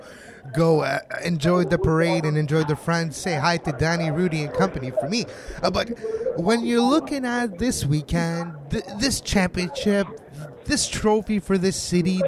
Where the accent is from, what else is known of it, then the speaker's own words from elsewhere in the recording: Montreal, Quebec, Canada; I'm from Montreal. I'm in Montreal